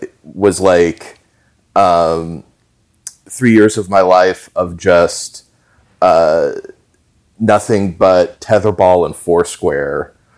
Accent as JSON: {"language": "English", "town": "Overland Park", "region": "Kansas", "country": "United States", "tie": "born or raised there", "also_born_or_lived": "Wichita, Kansas", "said": "Overland Park, Kansas."}